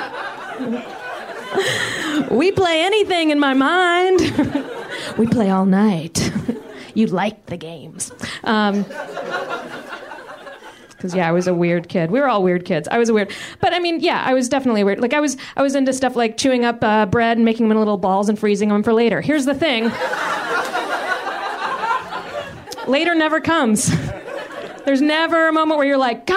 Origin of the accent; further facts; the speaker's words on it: Richmond, Virginia, United States; I'm from Richmond, Virginia